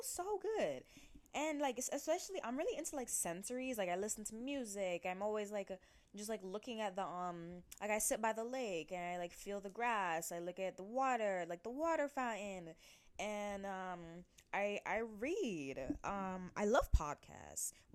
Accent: United States; growing up in like America

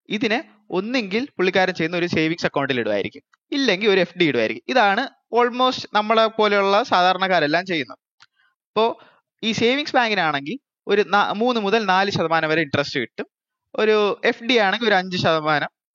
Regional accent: Thiruvananthapuram, Kerala, India; ഞാനൊരു ട്രിവാൻഡ്രംകാരനാണ്

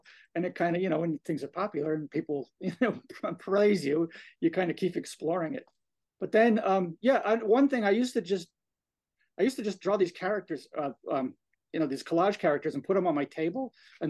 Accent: Orefield, Pennsylvania, United States; I grew up in Orfield. I walk, Parkland was like a walk away.

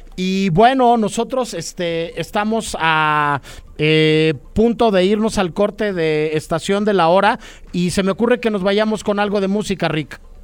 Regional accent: Mexico City, Mexico; como somos chilangos o, pasan muchas cosas acá en la CDMX

